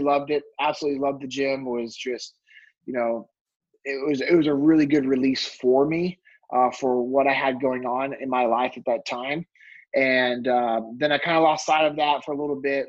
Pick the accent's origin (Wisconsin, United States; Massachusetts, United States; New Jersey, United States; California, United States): California, United States; Sacramento; moved away as an adult; also born or lived in North Mississippi; now in Dallas Fort Worth, United States; I'm born and raised in California. I uh, grew up in Sacramento